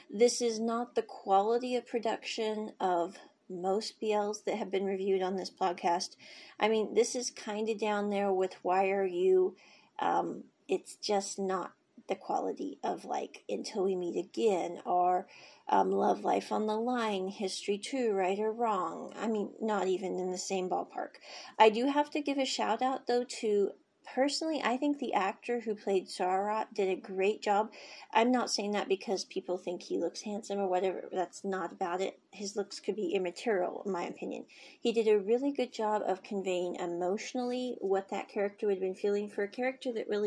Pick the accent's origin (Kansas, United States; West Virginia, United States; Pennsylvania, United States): Kansas, United States; moved away; I was born in Kansas